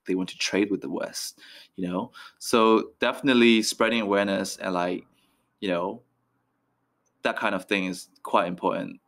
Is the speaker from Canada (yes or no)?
no; Myanmar; moved away; also born or lived in Ealing, London; I'm from Myanmar.